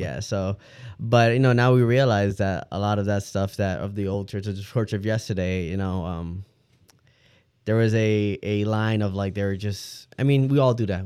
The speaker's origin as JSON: {"language": "English", "town": "Detroit", "region": "Michigan", "country": "United States", "moved": "yes", "said": "I'm originally from Detroit"}